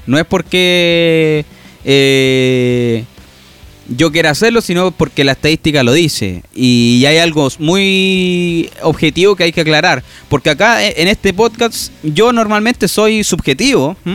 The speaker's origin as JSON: {"language": "Spanish", "town": "Rancagua", "region": "O'Higgins", "country": "Chile", "said": "yo soy de O'Higgins, de Rancagua"}